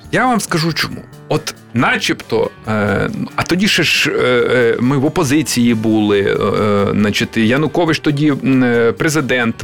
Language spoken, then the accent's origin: Ukrainian; Bukovina, Western Ukraine, Chernivtsi Oblast, Ukraine; now in Kyiv, Ukraine; я приїхав як людина, яка народилася на Буковині на Західній Україні